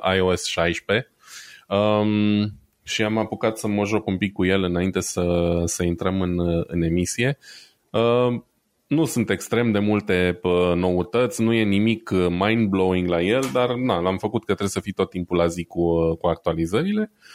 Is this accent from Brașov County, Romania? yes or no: yes; Brașov, Brașov County, Romania; eu sunt brașovean